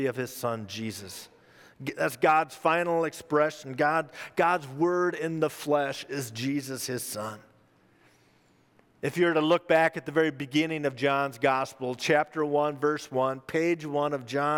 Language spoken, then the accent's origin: English; Minnesota, United States; my home state of Minnesota